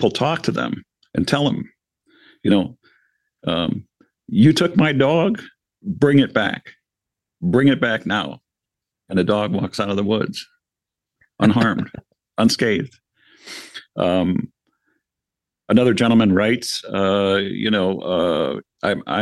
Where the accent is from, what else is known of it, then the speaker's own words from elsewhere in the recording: Michigan, United States; Michigan because this is my home state